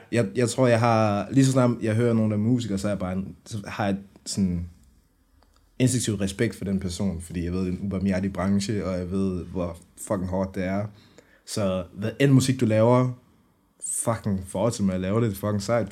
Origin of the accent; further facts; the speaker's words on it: Brønderslev, North Denmark Region, Denmark; now in Aarhus, Denmark; Jeg kommer oprindelig fra Nordjylland. Øhm, Brønderslev, øh, hvad hedder det, er i nærheden af Aalborg